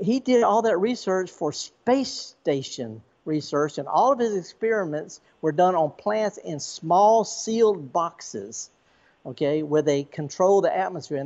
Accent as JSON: {"language": "English", "town": "Indianola", "region": "Mississippi", "country": "United States", "tie": "born or raised there", "said": "the B.B. King Museum in my hometown of Indianola"}